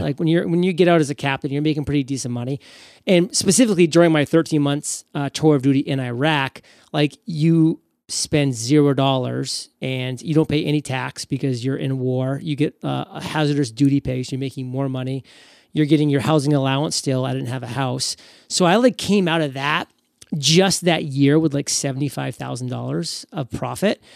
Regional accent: New England, United States; I grew up in New England

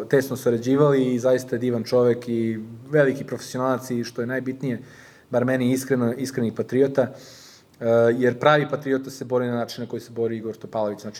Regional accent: Subotica, Vojvodina, Serbia; also born or lived in Canada; now in Belgrade, Serbia; ja kad sam došao ovde, ja bukvalno nikog nisam znao u Beogradu. Ja sam iz Subotice, znači Beograd nikad nisam živeo, došao sam ovde

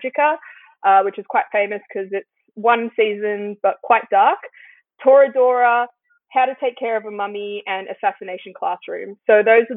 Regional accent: Australia; as an Australian

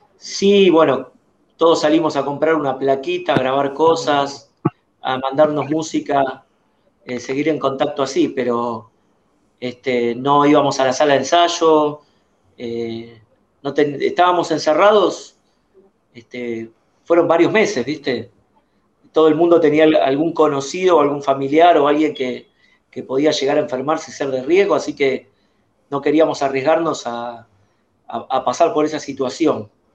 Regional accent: Buenos Aires, Argentina; precisamente de, de, Capital Federal, de la ciudad de Buenos Aires

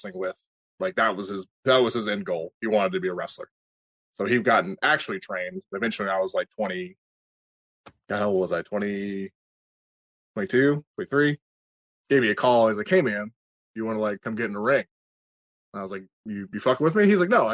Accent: Kansas, United States; I trained in Kansas. I'm from Kansas.

